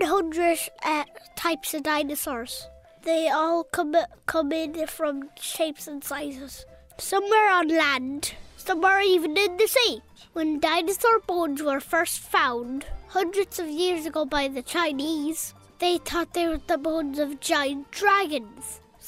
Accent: Offaly, Leinster, Ireland; I'm from Offaly.

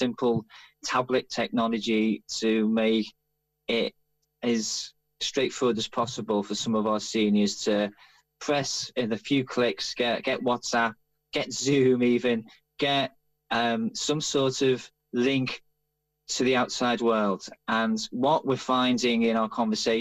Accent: Liverpool, North West England, United Kingdom; accent: Liverpool; moved away as an adult; now in London, United Kingdom; as you might be able to tell from the accent, I'm Liverpool Irish. I left Liverpool 30 years ago, though the accent is still there

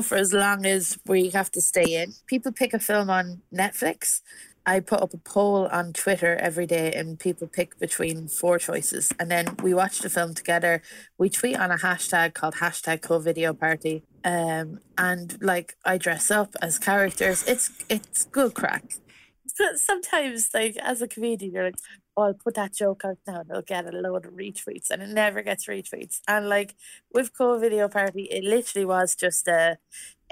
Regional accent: Westmeath, Ireland; moved away as an adult; now in London, United Kingdom; I'm living in London at the moment. But because I moved from Ireland maybe like last year

